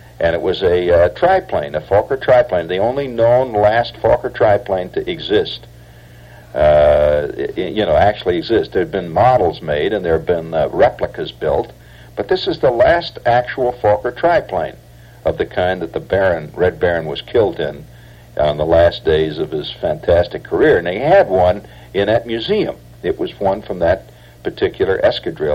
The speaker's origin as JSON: {"language": "English", "town": "Chicago", "region": "Illinois", "country": "United States", "said": "I'm from Chicago"}